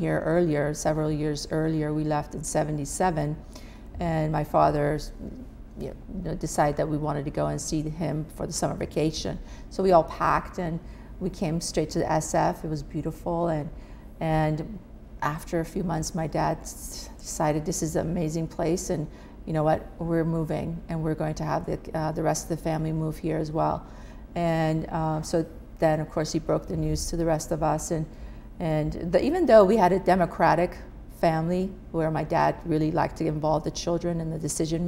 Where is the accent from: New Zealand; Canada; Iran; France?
Iran; English is a second language; now in United States; I loved growing up in Iran